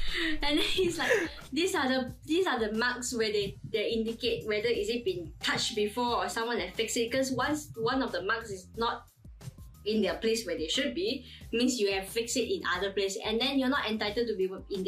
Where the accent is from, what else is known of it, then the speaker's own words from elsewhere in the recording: Malaysia; Is it not obvious enough we are from Malaysia?